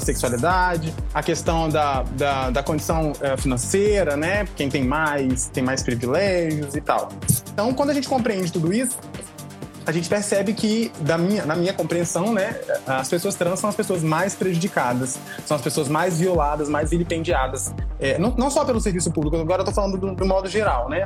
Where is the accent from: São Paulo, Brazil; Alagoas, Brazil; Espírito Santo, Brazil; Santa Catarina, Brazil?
Espírito Santo, Brazil; Cariacica; sou de Cariacica, eu tenho muito orgulho